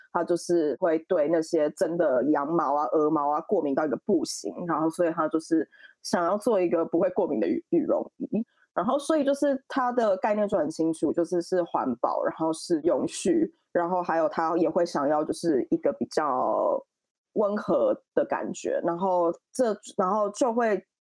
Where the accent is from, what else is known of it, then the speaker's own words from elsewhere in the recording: Taiwan; moved away as an adult; also born or lived in Paris, France; now in London, United Kingdom; 毕竟是从小在那边长大，不是国外的 A、B、C